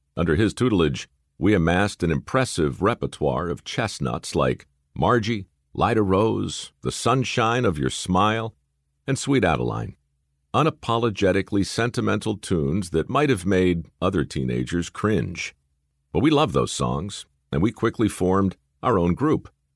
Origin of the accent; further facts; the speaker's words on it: Baltimore, Maryland, United States; a couple of aspiring actors growing up in Baltimore